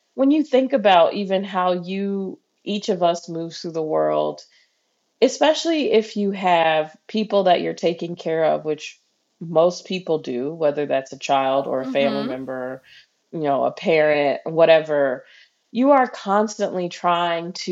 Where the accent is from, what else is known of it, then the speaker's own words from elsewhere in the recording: Midwest, United States; I'm from the Midwest.